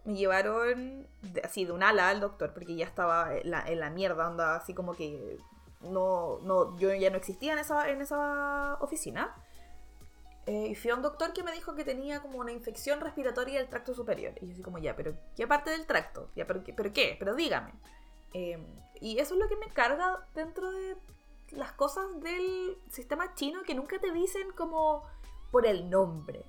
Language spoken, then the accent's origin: Spanish; Chile; now in China; soy de Chile.